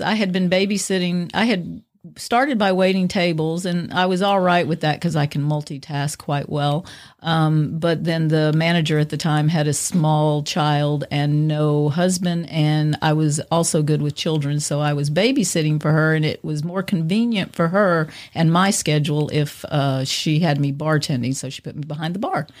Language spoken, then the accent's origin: English; Cajun, Louisiana, United States; I'm a Cajun woman